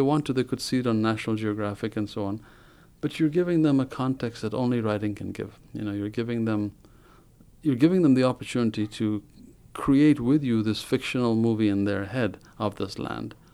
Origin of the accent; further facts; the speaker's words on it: Ethiopia; moved away as an adult; now in United States; I was born in Africa, in Ethiopia